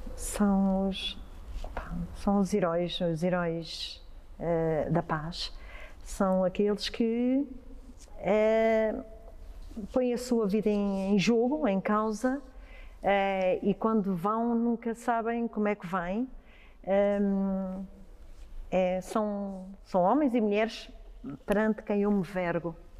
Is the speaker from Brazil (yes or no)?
no; Ribatejo, Portugal; como ribatejana que sou